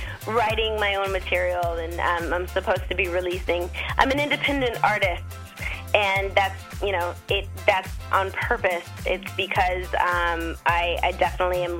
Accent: Arizona, United States; I'm from Arizona in the States. And, you know, just a good old country Western girl.

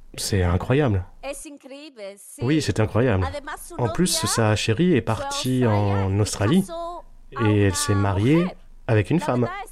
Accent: London, United Kingdom; first language Spanish; French is a second language; Je suis à moitié espagnole, à moitié italienne et je suis née ici.

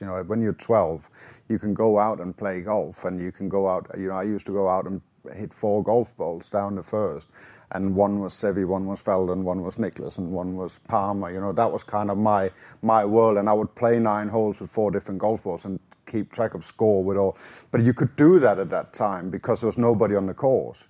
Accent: Denmark; born or raised there

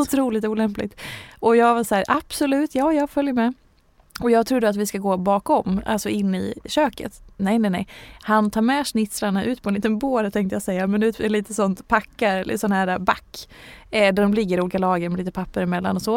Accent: Hedemora, Dalarna County, Sweden; jag är ju från Hedemora

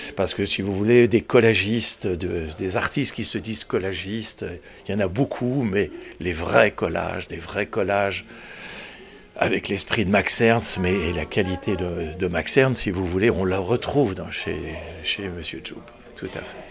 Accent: Nièvre, Bourgogne-Franche-Comté, France; now in Paris, France; je suis originaire de la Nièvre

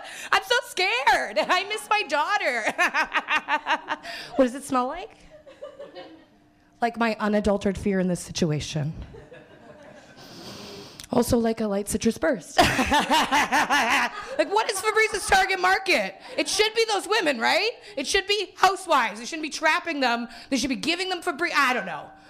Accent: Winnipeg, Manitoba, Canada; now in Toronto, Canada; I'm from Winnipeg

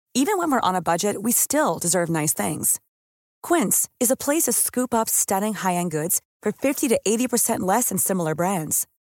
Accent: Jalisco, Mexico; en Jalisco particularmente tenemos una demanda muy alta de políticos que sean muy capaces porque tenemos un estado muy diverso

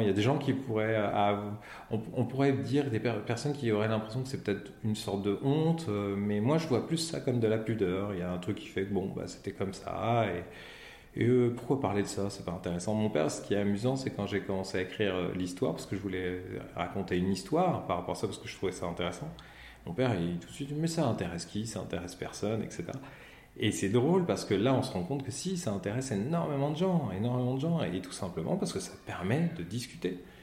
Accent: Pontoise, Île-de-France, France; je suis né euh, le 7 juillet 1975 à Pontoise, qui est dans le 95

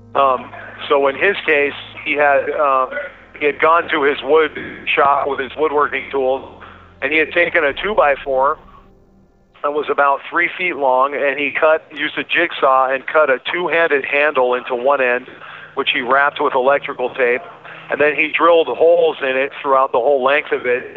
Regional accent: Alaska, United States; I was born and raised in Alaska

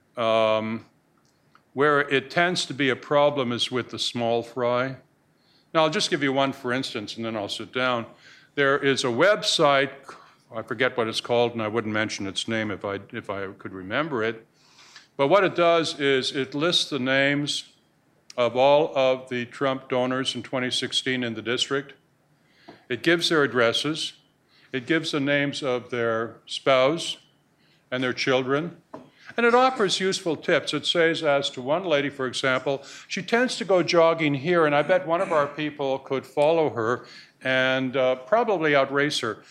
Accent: Canada; now in United States; I'm a Canadian

